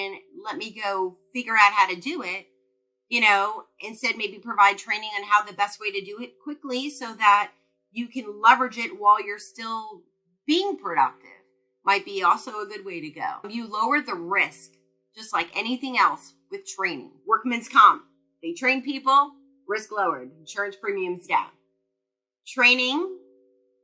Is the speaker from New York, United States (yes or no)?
yes; New York, United States; moved away; I'm originally from New York